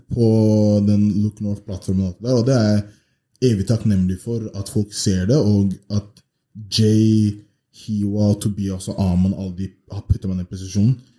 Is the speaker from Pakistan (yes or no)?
no; Oslo, Norway; Jeg har bodd i Oslo hele livet. Jeg er opp, eh, oppvokst på vestkanten. Født oppvokst på Majorstuen